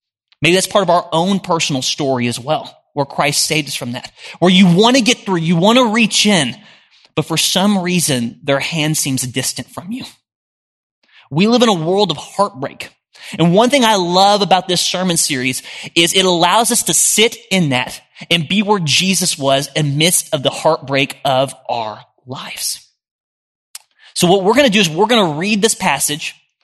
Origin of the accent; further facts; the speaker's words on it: Oklahoma City, Oklahoma, United States; moved away as an adult; now in Nashville, United States; I moved here a little over a year ago, and I'm from Oklahoma City